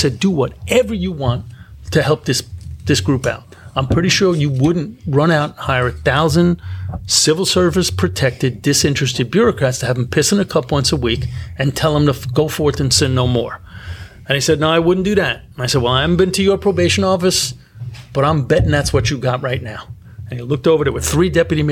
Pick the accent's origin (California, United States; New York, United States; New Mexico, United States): New York, United States; New York City; I grew up in Brooklyn